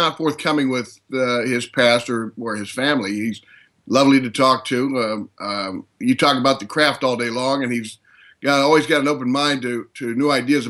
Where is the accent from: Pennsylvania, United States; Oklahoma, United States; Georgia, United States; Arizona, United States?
Georgia, United States; now in Florida, United States; I'm from Georgia originally.